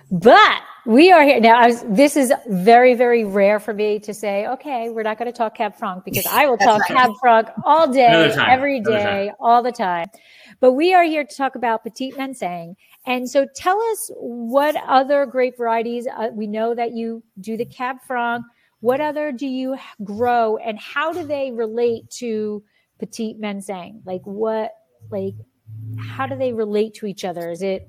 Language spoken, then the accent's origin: English; East Coast, United States; growing up on the East Coast